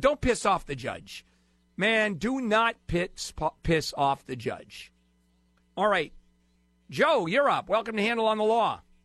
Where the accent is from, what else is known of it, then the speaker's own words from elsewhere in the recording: Brazil; moved away; I was born in Brazil, and when I was growing up there